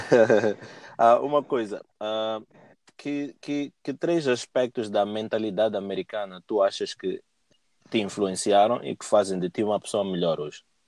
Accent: Mozambique; eu cresci em Moçambique

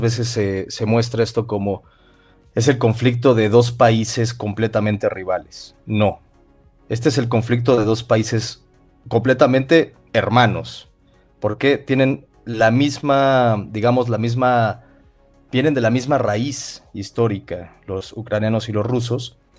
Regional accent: Mexico

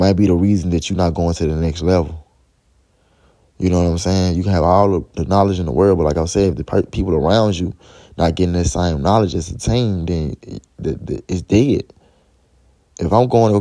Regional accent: Memphis, Tennessee, United States; I'm from Memphis

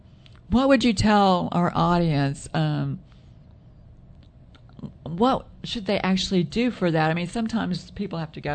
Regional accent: Texas, United States; we come from Texas

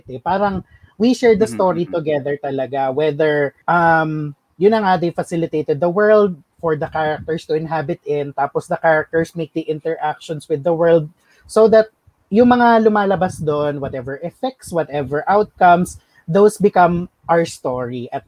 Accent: Quezon, Calabarzon, Philippines; sa province namin sa Quezon

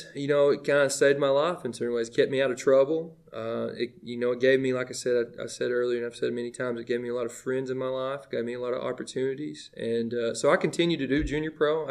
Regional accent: Livingston, Tennessee, United States; moved away as an adult; also born or lived in Williamson County, Tennessee; I was born in Livingston Regional Hospital. I'm a legit Livingston kid

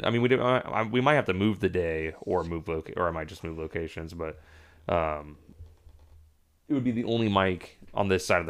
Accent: Clovis, California, United States; also born or lived in Fresno, California; now in Portland, United States; I'm actually from, or I grew up in Clovis, which is, like, the suburban area right outside of Fresno

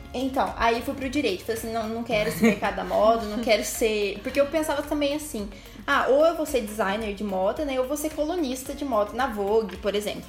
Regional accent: Ouro Fino, Minas Gerais, Brazil; also born or lived in Pouso Alegre; eu já distribuía currículo lá na minha cidade, em Urfino

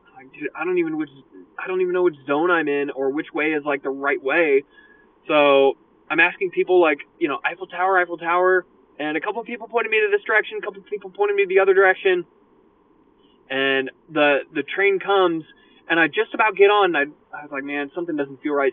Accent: United States; I'm from America

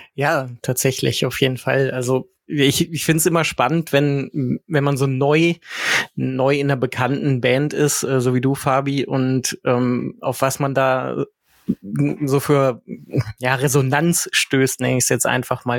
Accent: West Germany, Germany; moved away; ich mich ja auch einreihen als Wessi

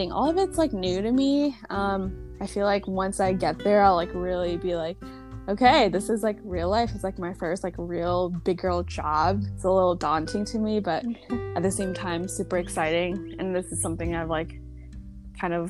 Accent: Chicago, Illinois, United States; I'm from Chicago, like, never left for school, so I only know this market

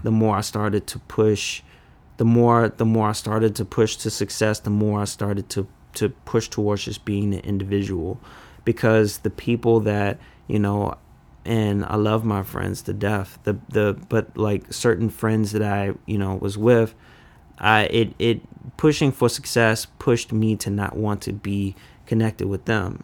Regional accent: Washington, District of Columbia, United States; also born or lived in Oxon Hill, Maryland; I grew up in Northwest D C, and it was, used to called Bloomingdale

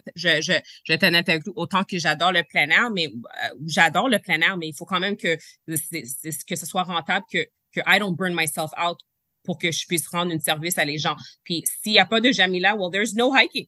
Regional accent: Quebec, Canada; je suis, première génération canadienne, je, suis née au Québec, je suis née au Canada, mes parents sont nés en Haïti

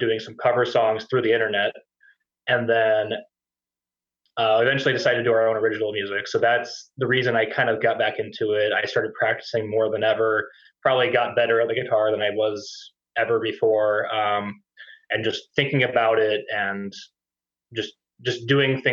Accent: Indiana, United States; now in Twin Cities, United States; I'm originally from Indiana

